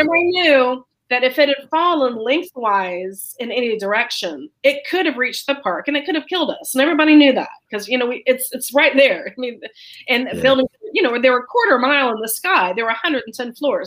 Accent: Florida, United States; moved away as an adult; now in New York City, United States; I am originally from Florida, but I've lived up in New York City for almost 30 years.

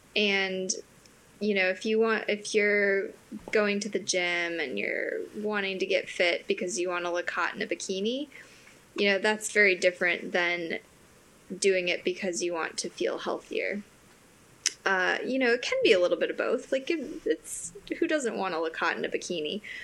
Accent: Wisconsin, United States; now in Aiken, United States; I am from Wisconsin, so I am a cheesehead.

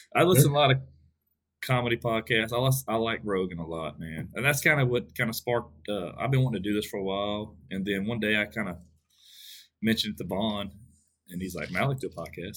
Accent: Westlake, Texas, United States; my hometown in Westlake

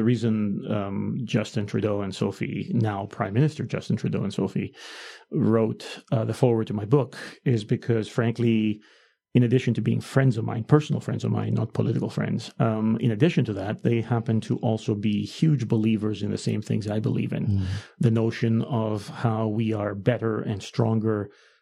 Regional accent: Greece; moved away as an adult; I grew up in Greece.

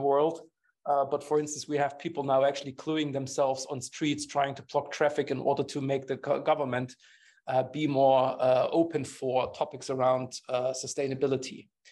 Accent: Germany; English is a second language; I'm coming from Germany

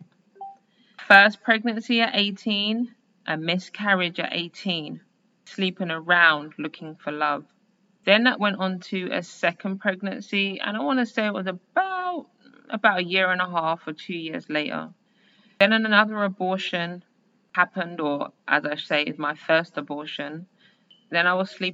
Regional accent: London, United Kingdom; Born and raised as a Londoner in 1980

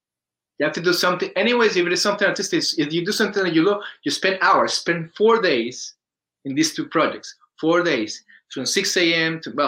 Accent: Colombia; English is a second language; When I got here, I was the Colombian guy. Hello, I'm the Colombian guy, and then I raised my accent because I can't speak

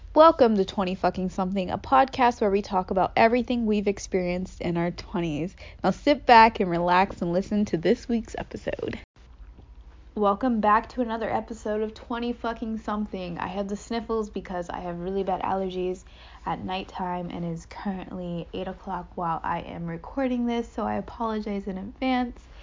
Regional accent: Goldsboro, North Carolina, United States; moved away as an adult; I grew up in Goldsboro, North Carolina

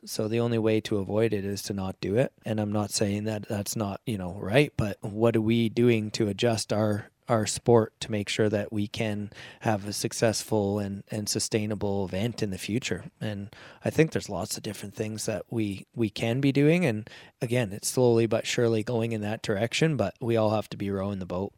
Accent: Medicine Hat, Alberta, Canada; moved away as an adult; was on that committee down there until I moved away from Medicine Hat

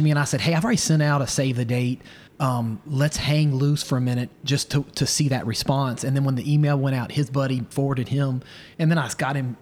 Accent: Roanoke, Virginia, United States; moved away; also born or lived in Chapel Hill, North Carolina; I grew up in Roanoke, so I know some of the roads

